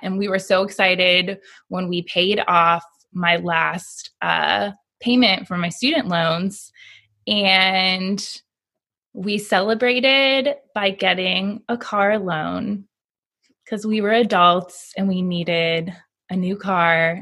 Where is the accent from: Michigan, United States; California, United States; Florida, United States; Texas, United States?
Florida, United States; moved away as an adult; now in Alabama, United States; I was born and raised in Florida